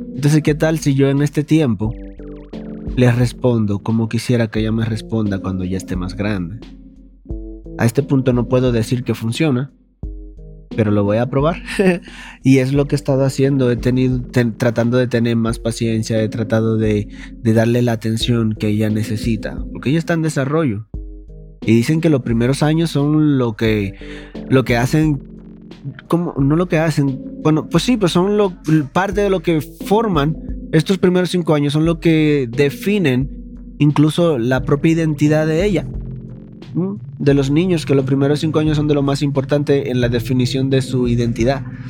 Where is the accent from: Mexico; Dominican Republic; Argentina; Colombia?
Dominican Republic; moved away; En mi país le decimos caco pelado